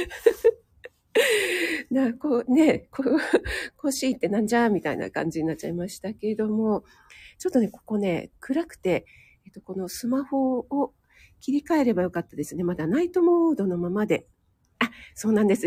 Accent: Kanagawa, Japan; 江戸っ子で、かな、神奈川ぬ

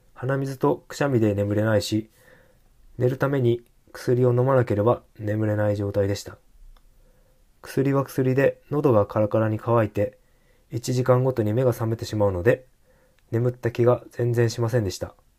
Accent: Hokkaido, Japan; moved away as an adult; also born or lived in Tokyo; now in Sapporo, Japan; 北海道の実家で暮らしていた時は、スギ花粉の花粉症ではなかったのですが、進学で上京して

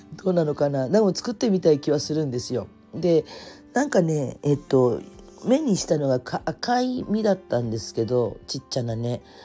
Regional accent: Kyushu, Fukuoka, Japan; also born or lived in Tokyo; 私九州の生まれの育ちなので

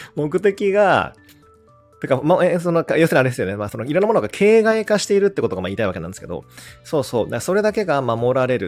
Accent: Seto Inland Sea coast, Japan; 僕もほら瀬戸内沿岸出身なので

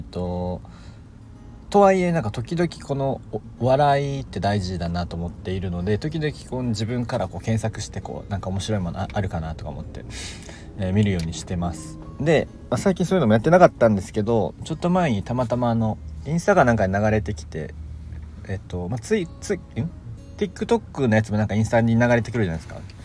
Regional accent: Kansai, Japan; 僕は関西の人間なので

